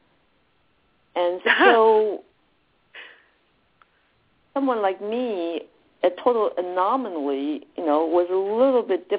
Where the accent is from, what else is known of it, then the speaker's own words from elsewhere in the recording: Taiwan; moved away; I was born and raised in Taiwan